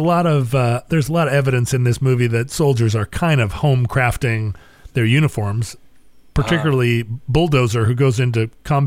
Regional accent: Kentucky, United States; No, I'm from Kentucky.

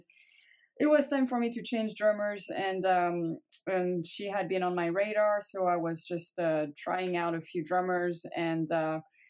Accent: Paris, Île-de-France, France; English is a second language; moved away; I'm from Paris.

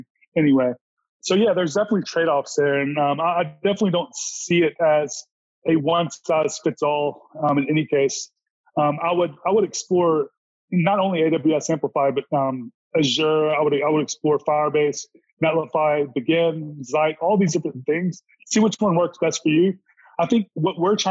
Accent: Mississippi, United States; also born or lived in Los Angeles; I'm from Mississippi and I live in Mississippi

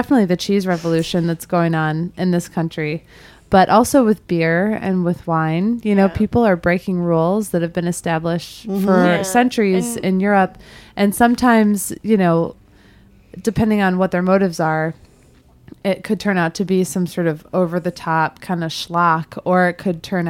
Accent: United States; growing up in the States

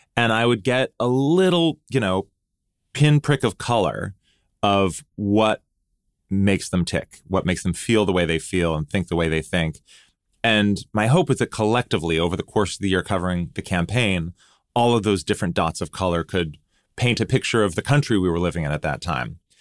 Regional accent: United States; growing up in the United States

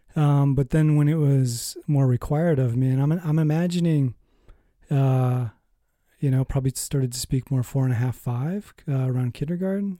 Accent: Minnesota, United States; I was born in Minnesota.

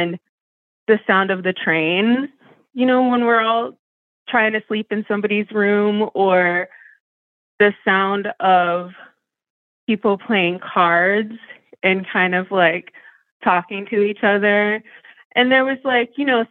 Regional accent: Erie, Pennsylvania, United States; I'm from Erie, Pennsylvania.

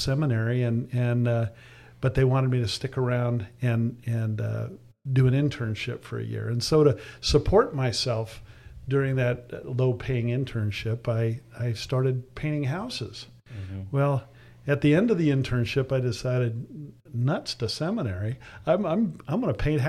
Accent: San Diego, California, United States; I grew up here in San Diego. We moved here when I was 10, back when it was fairly country

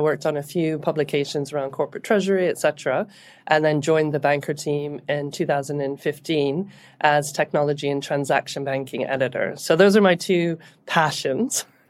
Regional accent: Canada; moved away as an adult; now in United Kingdom; So I'm Canadian, And I came to the U K in the, in the early two thousands

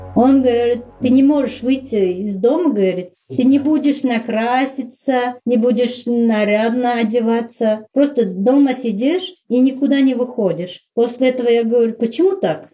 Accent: Uzbekistan; Russian is a second language; moved away as an adult; also born or lived in Saint Petersburg / Syria; Я сказала, что я узбечка, я узбе- в Узбекистане живу

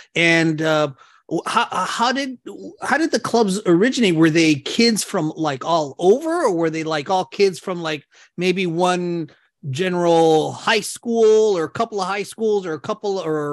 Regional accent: Claremont, California, United States; growing up in Claremont

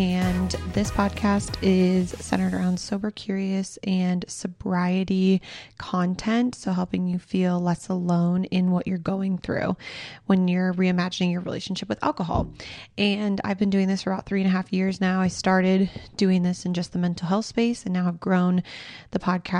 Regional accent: Minnesota, United States; moved away; I'm from Minnesota

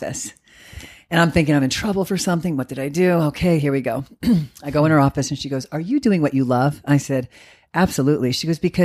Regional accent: East Coast, United States; moved away as an adult; now in Arizona, United States; I'm from the East Coast.

